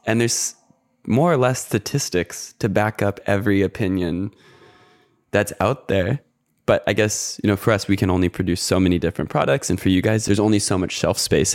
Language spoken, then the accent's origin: English; United States; moved away as an adult; now in Australia; as an American